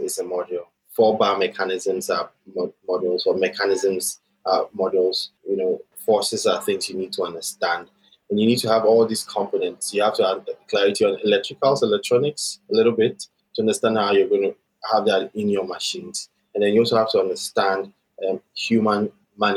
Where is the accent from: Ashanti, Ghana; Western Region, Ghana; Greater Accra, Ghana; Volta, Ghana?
Greater Accra, Ghana; Accra; also born or lived in Atlanta, United States; I grew up and born and grew up in Accra, Ghana, and I schooled throughout my entire life here in Ghana